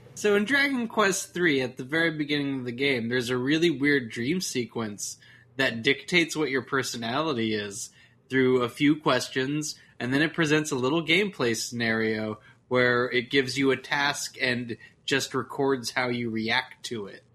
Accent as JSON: {"language": "English", "region": "Texas", "country": "United States", "said": "I'm from Texas"}